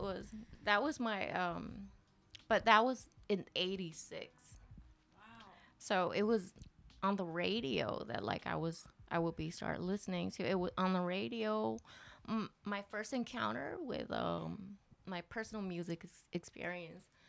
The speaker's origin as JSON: {"language": "English", "region": "Tokyo", "country": "Japan", "tie": "born or raised there", "also_born_or_lived": "Poughkeepsie, New York, United States", "said": "I born and raised in Tokyo until I, I was 10."}